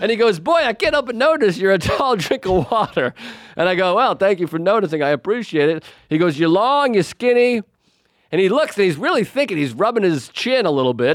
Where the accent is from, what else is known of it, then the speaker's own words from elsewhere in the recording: Whitman, Massachusetts, United States; I grew up in Whitman.